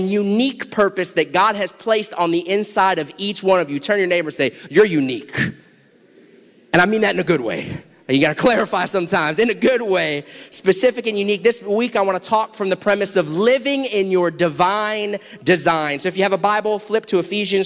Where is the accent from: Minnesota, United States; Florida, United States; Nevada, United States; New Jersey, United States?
Florida, United States; South; I'm from South Florida